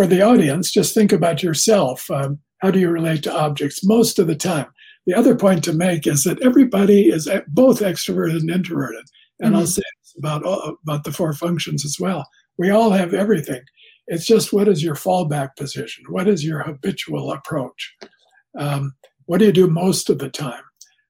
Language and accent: English; Canada; I'm Canadian